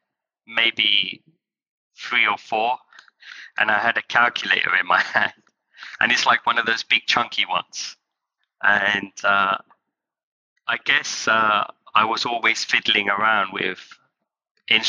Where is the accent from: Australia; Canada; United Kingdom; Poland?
United Kingdom; Kent, South East England; also born or lived in London; I was born in London and I grew up in Kent, which was quite nice, or green and scenic.